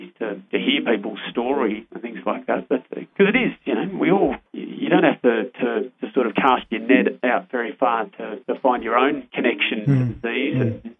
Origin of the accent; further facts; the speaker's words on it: Canberra, Australian Capital Territory, Australia; I grew up in Flynn